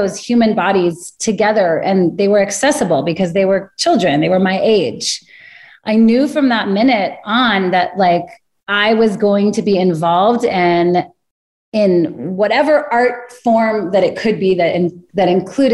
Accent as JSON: {"language": "English", "region": "Northern California", "country": "United States", "tie": "born or raised there", "said": "I grew up in Northern California"}